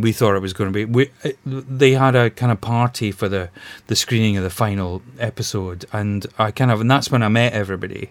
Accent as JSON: {"language": "English", "town": "Glasgow", "region": "Scotland", "country": "United Kingdom", "moved": "as an adult", "lives_now": "London, United Kingdom", "said": "I'm originally from Glasgow, but you know, I I, I came down here about 30 years ago"}